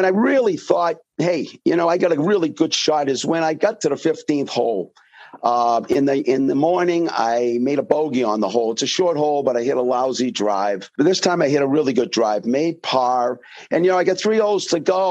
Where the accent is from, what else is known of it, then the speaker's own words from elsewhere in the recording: Manchester, New Hampshire, United States; I grew up in Manchester, right in the heart of Manchester, probably 700 yards away from Derryfield Country Club.